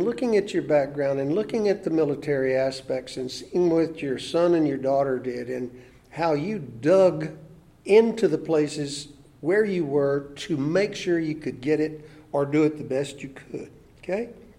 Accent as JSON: {"language": "English", "town": "Austin", "region": "Texas", "country": "United States", "tie": "born or raised there", "said": "I was raised in East Austin on Willow Street."}